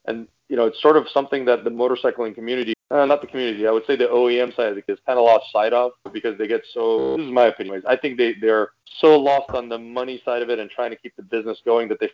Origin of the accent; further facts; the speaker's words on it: Iran; now in United States; I'm originally from Iran